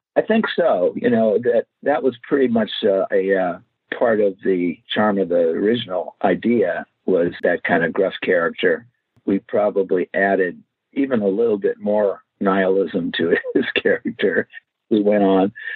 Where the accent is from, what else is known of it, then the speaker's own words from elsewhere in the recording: Los Angeles, California, United States; I grew up in Los Angeles